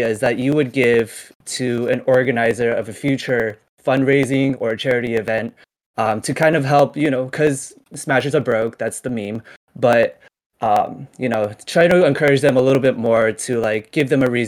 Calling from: California, United States; I am from SoCal, Fulton, California.

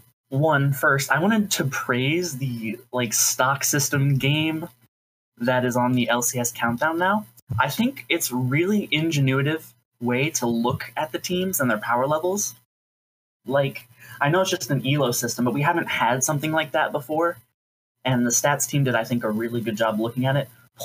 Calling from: St. Louis, Missouri, United States; I'm calling from St. Louis, Missouri.

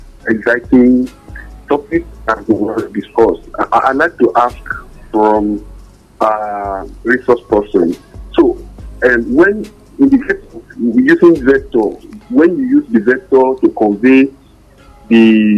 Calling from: Ibadan, Oyo, Nigeria; I'm calling from Ibadan here.

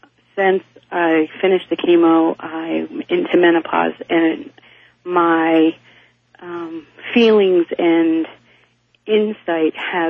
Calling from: Eagle River, Alaska, United States; I'm from Eagle River, Alaska.

